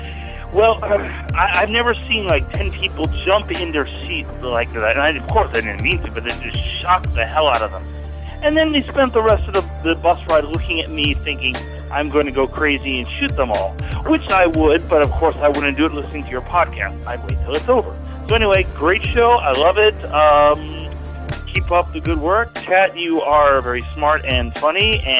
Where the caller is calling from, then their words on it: South Korea; I'm calling from South Korea.